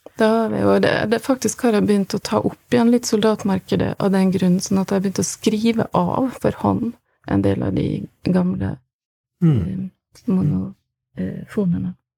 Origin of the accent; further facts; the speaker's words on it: Kristiansund, Møre og Romsdal, Norway; moved away as an adult; also born or lived in Berlin; Jeg kom kommer fra Kristiansund